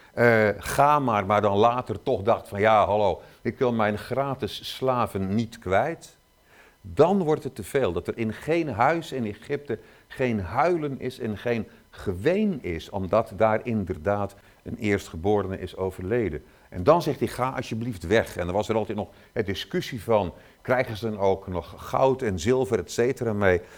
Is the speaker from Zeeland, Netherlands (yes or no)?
yes; Zeeland, Netherlands; ik kom uit Zeeland